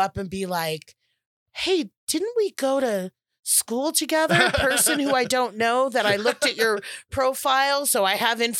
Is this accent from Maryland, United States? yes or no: no; California, United States; So I'm super from the Valley today. I am from the San Fernando Valley where Valley girls come from.